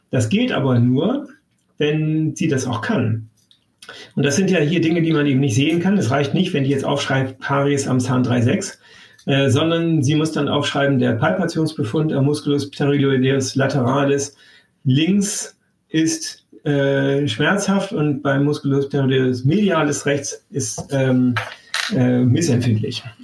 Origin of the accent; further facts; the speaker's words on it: Damascus, Damascus Governorate, Syria; born there; Ja, äh, und ich bin in Damaskus geboren. Also wir sind da sehr unter, international